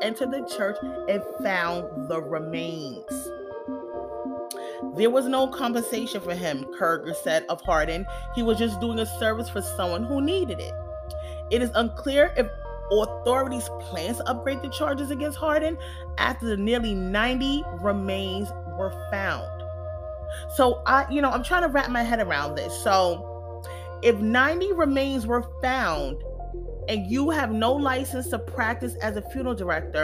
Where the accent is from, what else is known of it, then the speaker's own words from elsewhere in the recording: New York City, New York, United States; I grew up in New York City in the 80s and the 90s